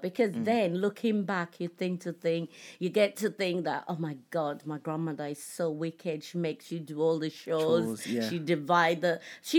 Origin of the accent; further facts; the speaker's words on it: Nigeria; So growing up in Nigeria was really fun because we had all the siblings, all my uncles and aunties were around.